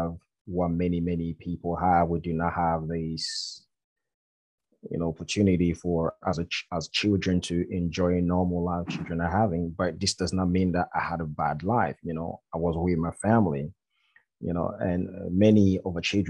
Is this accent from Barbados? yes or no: no; Côte d’Ivoire; now in United Kingdom; I'm from the Ivory Coast. There is a little village called Akupe in West Africa, in a country called Ivory Coast. So I grew up there.